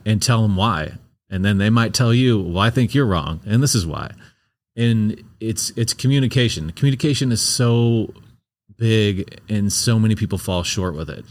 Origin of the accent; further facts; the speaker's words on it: St. Louis, Missouri, United States; I'm from Saint Louis